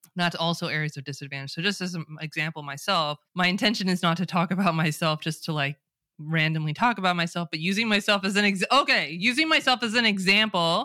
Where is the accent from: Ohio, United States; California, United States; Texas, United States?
California, United States; accent: Californian; first language English; I speak with an American accent, a Californian accent